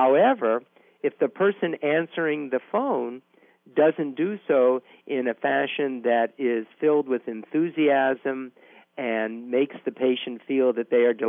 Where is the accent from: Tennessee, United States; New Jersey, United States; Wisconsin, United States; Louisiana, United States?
Louisiana, United States; New Orleans; I am from New Orleans, which is the underwater capital of the world.